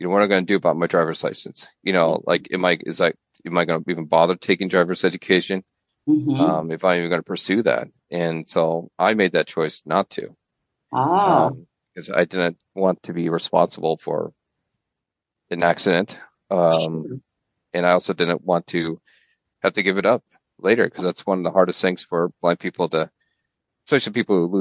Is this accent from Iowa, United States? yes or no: yes; Fort Madison, Iowa, United States; I was born and raised near Fort Madison, Iowa